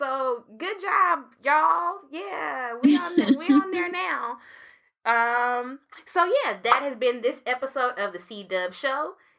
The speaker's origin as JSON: {"language": "English", "town": "Oakland", "region": "California", "country": "United States", "tie": "born or raised there", "said": "I was born at Kaiser in Oakland. Just like everybody else in 1979. All the other black folks were born in Kaiser and Oakland, too."}